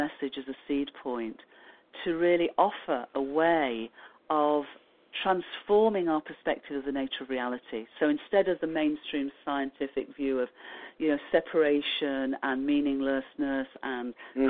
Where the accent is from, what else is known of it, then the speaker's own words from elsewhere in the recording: United Kingdom; I mean, I'm not using the royal we just because I'm British.